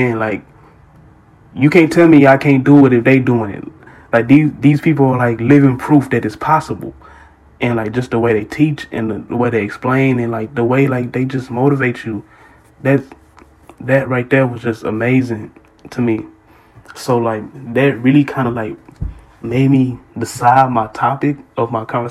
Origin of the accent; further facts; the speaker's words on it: Houston, Texas, United States; I grew up, if you from Houston, you know what it is. Like, I grew up in Trinity Garden.